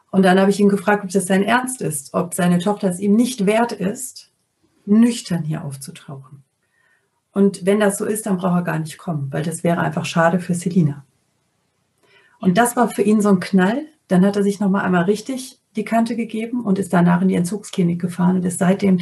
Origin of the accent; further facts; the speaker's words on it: North Rhine-Westphalia, Germany; Also ich bin am Niederrhein aufgewachsen und habe zu dem Zeitpunkt in der Nähe von Mörs, Duisburg gewohnt